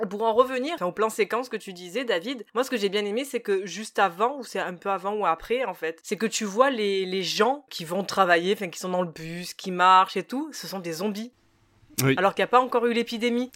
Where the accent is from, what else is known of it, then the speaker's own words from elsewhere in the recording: France; en tant que français